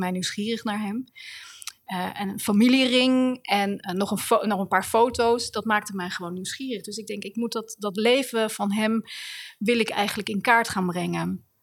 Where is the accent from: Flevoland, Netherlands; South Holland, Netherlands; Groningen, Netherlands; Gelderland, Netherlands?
South Holland, Netherlands; The Hague; Den Haag is de stad waar ik ben geboren in 1969.